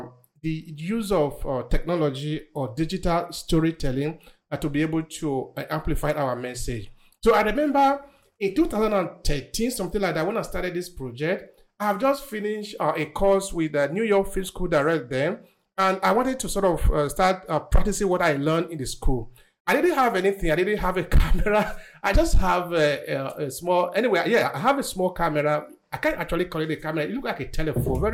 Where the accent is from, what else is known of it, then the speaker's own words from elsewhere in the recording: Nigeria; moved away as an adult; now in Verona, Italy; I'm originally from Nigeria, but I'm living in the northern city of Italy, which is called Verona